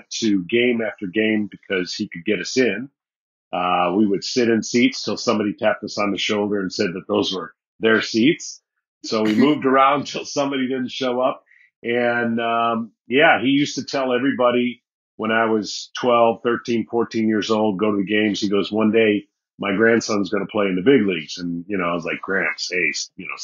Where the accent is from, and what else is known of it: Michigan, United States; born or raised there